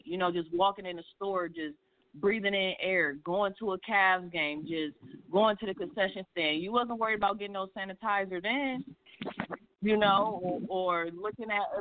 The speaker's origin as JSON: {"language": "English", "town": "Cleveland", "region": "Ohio", "country": "United States", "tie": "born or raised there", "said": "born and raised in Cleveland"}